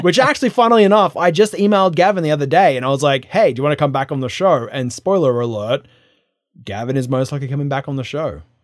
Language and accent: English; New South Wales, Australia; now in United States; I am from Australia